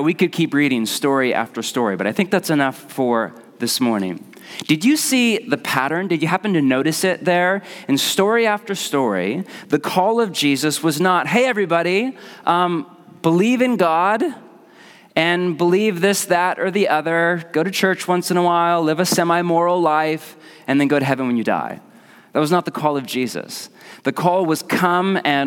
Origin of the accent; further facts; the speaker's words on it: Portland, United States; I'm from Portland